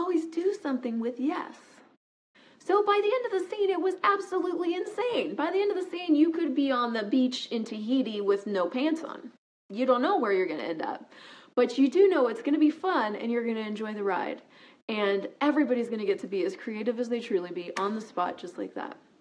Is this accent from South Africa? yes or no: no; United States; moved away as an adult; also born or lived in Toronto, Canada; I was an American. I am an American, actually, and I was new to Canada